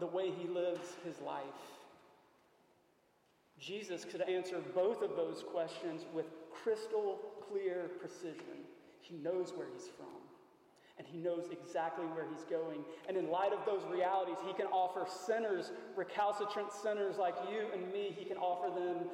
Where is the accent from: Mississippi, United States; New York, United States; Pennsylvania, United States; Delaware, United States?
Mississippi, United States; McComb; now in Shreveport, United States; I was born in the South, Macomb, Mississippi